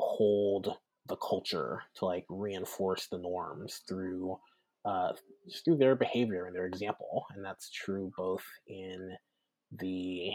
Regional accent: the South, United States; And then I think also my identity as a Southerner comes into play.

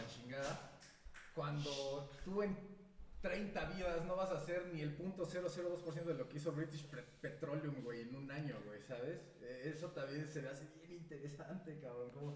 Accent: Mexico; como buenos mexicanos

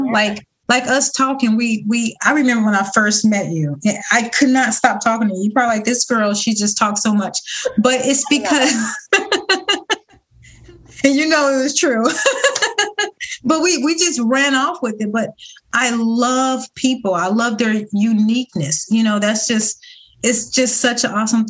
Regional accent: Ohio, United States; now in Florida, United States; I'm originally from Ohio

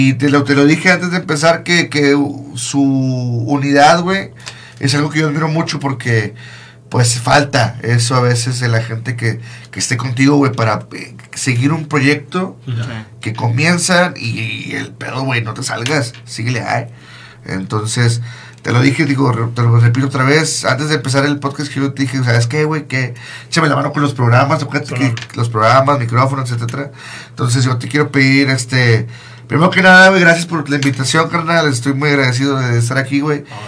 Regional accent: Monterrey, Nuevo León, Mexico; moved away as an adult; now in Michigan, United States; yo soy de Monterrey, pero yo eh, tengo cuatro años viviendo en, en, Michigan

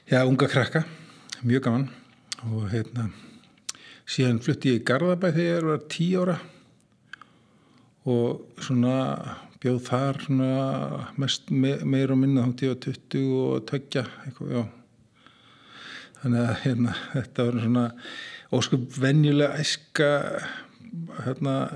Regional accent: Kópavogur, Capital Region, Iceland; Ég er alveg upp í Kóbói fyrst, fyrstu tíu árin til heim í Kóbói hérna, í Östubænum.

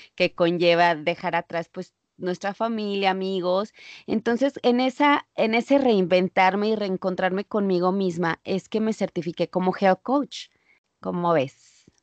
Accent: Mexico; moved away as an adult; now in United States; ejercía cuando vivía en México

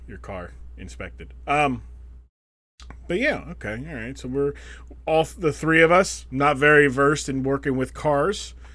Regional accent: United States; we are American

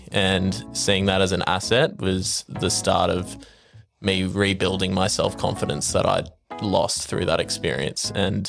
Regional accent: Brisbane, Queensland, Australia; Well, I grew up in Brisbane.

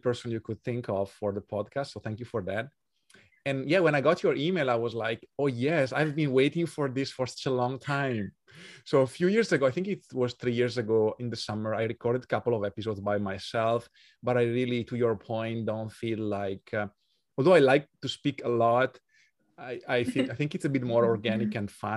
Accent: Italy; accent: Italian; English is a second language; moved away as an adult; also born or lived in Switzerland; now in Budapest, Hungary; I'm from Italy, as our audience can tell from my accent.

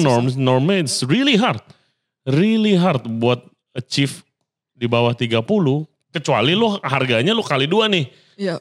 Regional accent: Indonesia; gue dari kecil tinggal di Indo

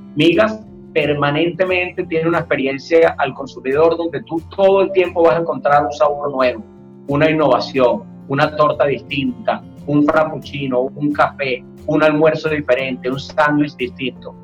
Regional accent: Venezuela; yo como venezolano

